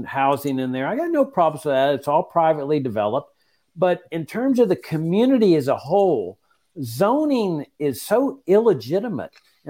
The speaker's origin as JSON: {"language": "English", "town": "Laredo", "region": "Texas", "country": "United States", "tie": "born or raised there", "said": "In my hometown, when I got back to practice law of Laredo, Texas"}